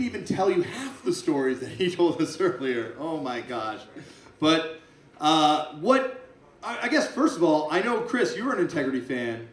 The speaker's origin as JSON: {"language": "English", "country": "Canada", "said": "I'm from Canada"}